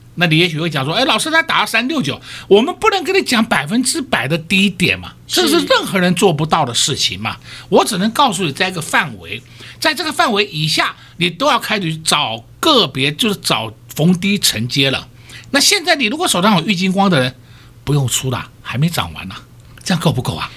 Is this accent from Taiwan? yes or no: yes; Taiwan; 我们台湾人